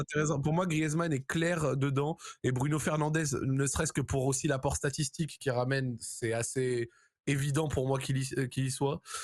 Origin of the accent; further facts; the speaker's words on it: Morocco; also born or lived in France; en tant que Marocain